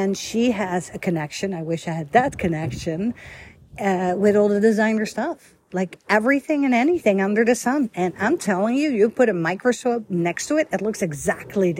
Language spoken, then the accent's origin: English; Amsterdam, North Holland, Netherlands; moved away; I grew up in Holland, Amsterdam